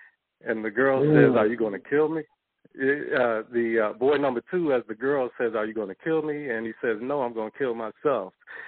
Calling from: St. Louis, Missouri, United States; I'm calling from St. Louis.

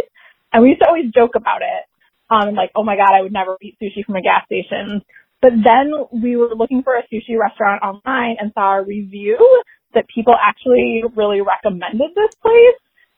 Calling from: Oakland, California, United States; We're coming from Oakland and we had a story for you.

